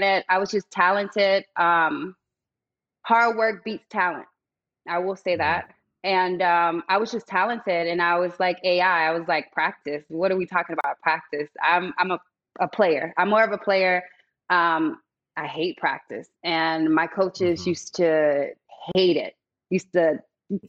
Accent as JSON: {"language": "English", "town": "Vero Beach", "region": "Florida", "country": "United States", "tie": "born or raised there", "moved": "yes", "said": "I'm from Vero Beach, Florida. It's a small retirement community, very quiet on the beach. Everybody, they're all raised up together"}